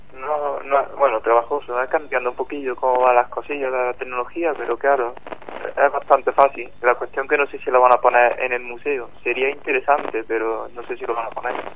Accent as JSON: {"language": "Spanish", "town": "Córdoba", "region": "Andalusia", "country": "Spain", "moved": "as an adult", "lives_now": "Málaga, Spain", "said": "No, no soy de aquí, soy de Córdoba"}